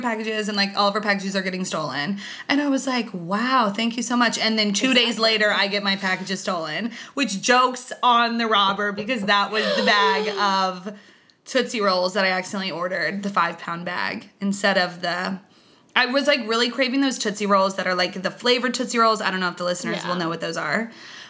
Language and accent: English; Lexington, Kentucky, United States; moved away as an adult; now in New York, United States; I am from Lexington, born and raised my whole life.